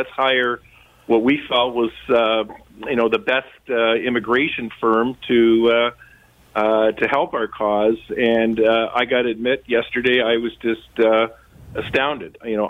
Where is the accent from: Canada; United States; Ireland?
Canada; Well, I've been in Canada all my life. I'm a fifth-generation Canadian